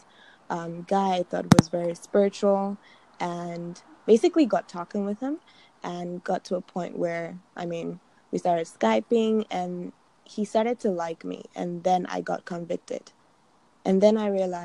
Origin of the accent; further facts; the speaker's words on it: Nigeria; My dad is a pastor, and I'm Nigerian